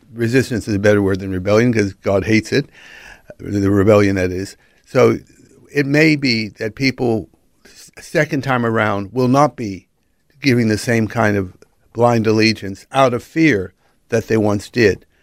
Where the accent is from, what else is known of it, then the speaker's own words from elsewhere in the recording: Los Angeles, California, United States; accent: American; moved away; also born or lived in Pacific Northwest / United Kingdom; Born and raised in Los Angeles, then moved to the Pacific Northwest